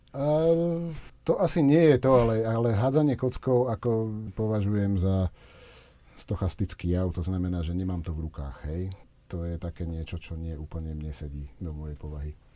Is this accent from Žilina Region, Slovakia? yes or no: no; Osenice, Záhorie, Trnava Region, Slovakia; now in Zvolen, Slovakia; ja som z Osenice, to je záhorie, tam fúkalo tiež vždy dosť. Tuto som teraz v tejto kotlinke, tu už menej fúka